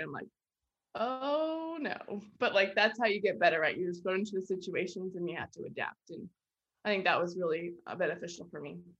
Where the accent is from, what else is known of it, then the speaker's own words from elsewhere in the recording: Virginia Beach, Virginia, United States; moved away as an adult; now in Lexington, United States; I'm from Virginia Beach, Virginia